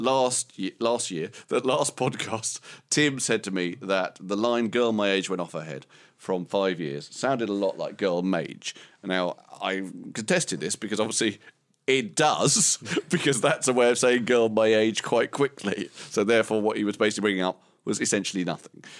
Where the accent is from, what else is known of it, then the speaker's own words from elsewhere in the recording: Romford, London, United Kingdom; I was from Romford